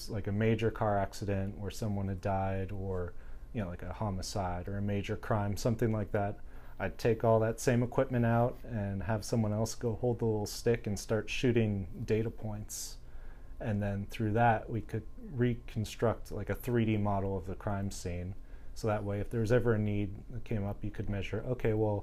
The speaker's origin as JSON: {"language": "English", "town": "San Diego", "region": "California", "country": "United States", "tie": "born or raised there", "also_born_or_lived": "Washington, D.C.", "moved": "as an adult", "lives_now": "San Diego, United States", "said": "growing up in San Diego"}